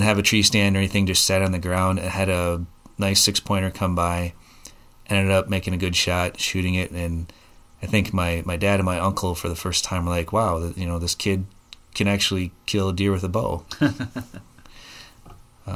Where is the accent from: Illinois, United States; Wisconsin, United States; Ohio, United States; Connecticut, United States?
Wisconsin, United States; Oregon; I'm from the Oregon area, grew up here, went to high school, attended college at the UW, and worked for a company in Madison